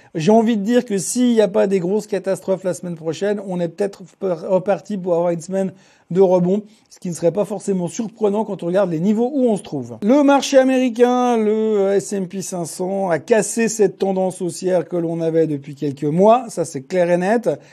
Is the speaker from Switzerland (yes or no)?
yes; Switzerland; chez nous en Suisse